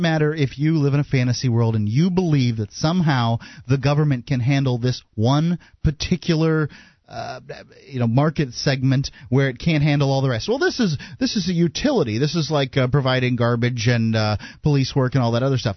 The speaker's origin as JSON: {"language": "English", "town": "Bradenton", "region": "Florida", "country": "United States", "said": "I'm from Sarasota, Florida, eh, actually Bradenton, Sarasota area"}